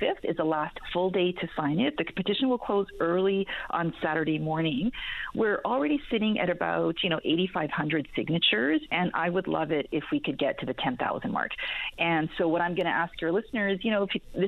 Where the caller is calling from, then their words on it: Calgary, Alberta, Canada; I'm calling from Calgary